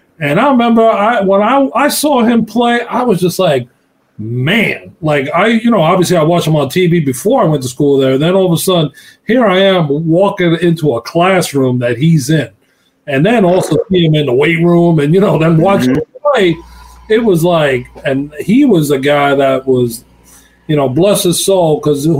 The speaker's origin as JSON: {"language": "English", "area": "Long Island", "region": "New York", "country": "United States", "tie": "born or raised there", "said": "I grew up in Long Island, New York"}